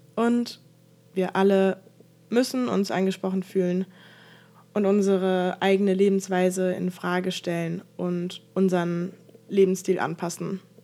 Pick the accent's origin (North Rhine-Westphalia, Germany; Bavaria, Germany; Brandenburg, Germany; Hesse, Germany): Hesse, Germany; Frankfurt; ich komme aus Frankfurt